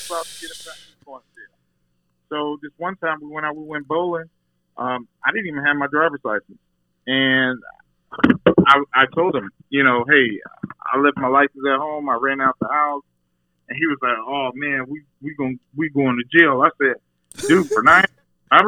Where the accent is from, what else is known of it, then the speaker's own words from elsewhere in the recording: Texas, United States; also born or lived in Dallas; now in Chicago, United States; my experience growing up in Texas